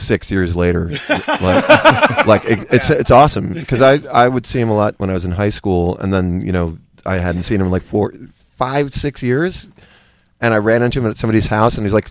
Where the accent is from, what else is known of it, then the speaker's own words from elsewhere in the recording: South Orange, New Jersey, United States; In Jersey. My dad taught at Seton Hall, so I grew up in South Orange and Maplewood.